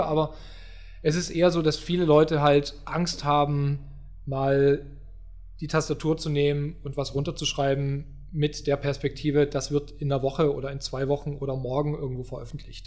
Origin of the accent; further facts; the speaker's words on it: Upper Lusatia, Saxony, Germany; moved away as an adult; also born or lived in Baden-Württemberg; ich komme ja äh, aus den äh, aus der guten Oberlausitz, mhm. Äh, so Dreiländereck, so das ist so meine Heimat